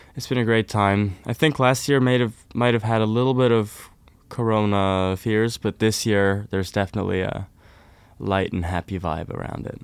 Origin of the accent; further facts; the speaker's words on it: Oslo, Norway; I'm from Oslo, Norway. So I'm from the town